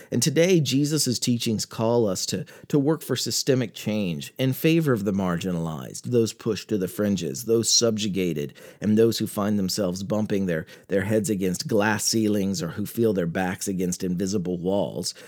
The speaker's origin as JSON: {"language": "English", "country": "United States", "said": "as an American"}